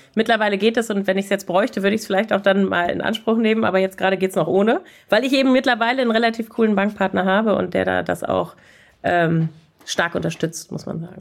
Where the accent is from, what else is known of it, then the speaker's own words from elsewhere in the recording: Germany; als Deutsche